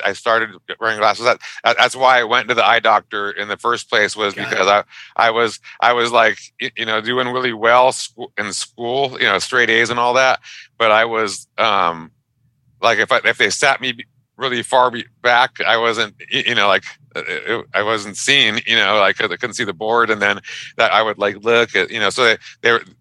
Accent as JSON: {"language": "English", "town": "Pico Rivera", "region": "California", "country": "United States", "tie": "born or raised there", "said": "I grew up in a little city called Pico Rivera. It's a suburb of Los Angeles"}